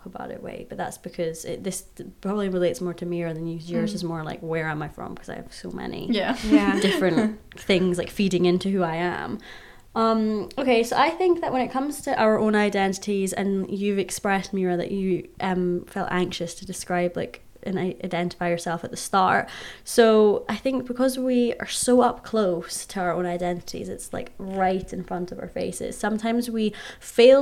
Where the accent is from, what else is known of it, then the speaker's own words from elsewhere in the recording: Scotland, United Kingdom; I'm a Scot